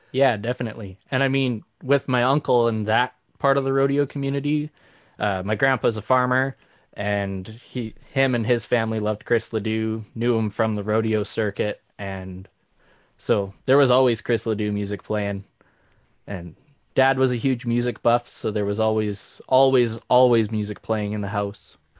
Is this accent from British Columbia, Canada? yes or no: no; Saskatchewan, Canada; moved away; also born or lived in Alberta / Davidson, Saskatchewan / Maple Creek, Saskatchewan / Bon Accord, Alberta; I grew up in Saskatchewan